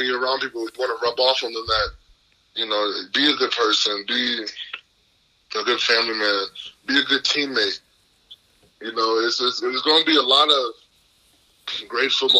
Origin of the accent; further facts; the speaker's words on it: Milwaukee, Wisconsin, United States; I'm from Milwaukee, so, you know, I grew up a Packer fan